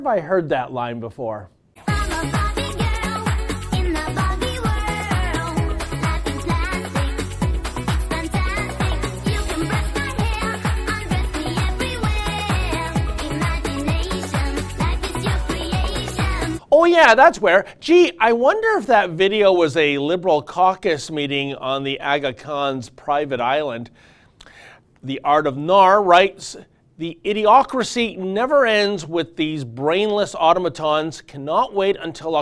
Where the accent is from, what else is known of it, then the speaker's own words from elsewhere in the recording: Toronto, Ontario, Canada; I'm also a 1962 edition Canadian who also grew up in Toronto